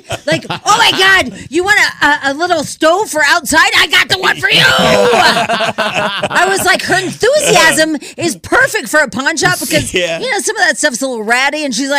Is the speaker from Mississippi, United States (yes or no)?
no; Pueblo, Colorado, United States; Hey, I'm from Pueblo and my mom lives there. I'll take you, Jamie, and show you the fun parts of Pueblo. I was born in Pueblo and I love Pueblo.